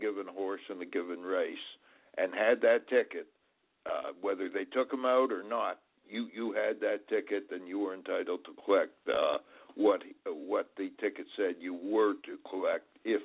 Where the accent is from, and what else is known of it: Montreal, Quebec, Canada; born or raised there; moved away as an adult; now in United States